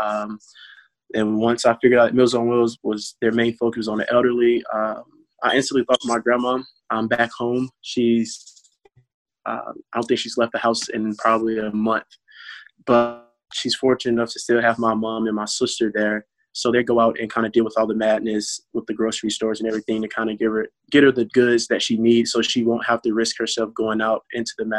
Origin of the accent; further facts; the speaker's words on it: Lanett, Alabama, United States; moved away; back in my hometown in Lynette, Alabama, Chambers County